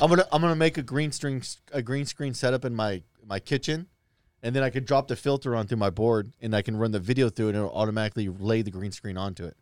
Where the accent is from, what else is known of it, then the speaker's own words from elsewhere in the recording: Lincoln, Nebraska, United States; when I grew up in Lincoln, we lived in these white trash apartments